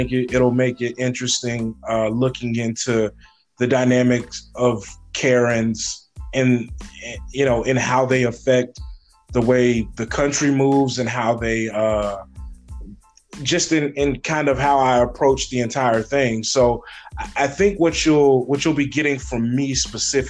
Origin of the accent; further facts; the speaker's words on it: Bernice, Louisiana, United States; moved away as an adult; now in Des Moines, United States; I'm originally from Bernice, Louisiana. I grew up in Louisiana.